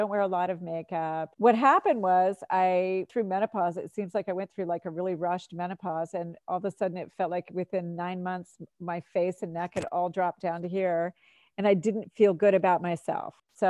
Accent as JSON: {"language": "English", "region": "Florida", "country": "United States", "tie": "born or raised there", "lives_now": "New Hampshire, United States", "said": "I grew up in Florida. I baked in the sun all the time. I feel like I stayed out of the sun a lot coming to New Hampshire."}